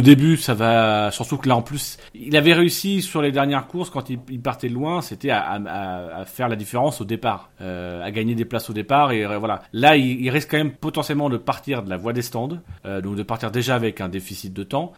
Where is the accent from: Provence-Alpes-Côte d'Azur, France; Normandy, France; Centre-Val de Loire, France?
Normandy, France; now in Picardy, France; je suis normand et, immigré en Picardie